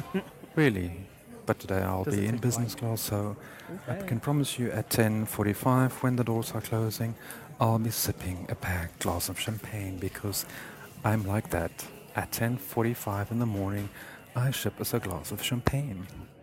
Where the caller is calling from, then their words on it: Frankfurt, Hesse, Germany; So I'm calling you from Frankfurt International Airport because it seems this is the only time I really get to call you guys.